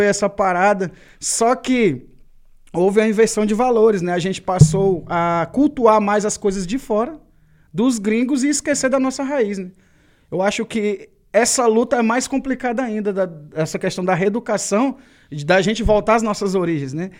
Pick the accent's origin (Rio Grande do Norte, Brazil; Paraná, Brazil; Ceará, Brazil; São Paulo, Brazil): Ceará, Brazil; accent: nordestino; a gente, na minha terra, no Ceará, uhum. a gente fala muito rápido e cantado.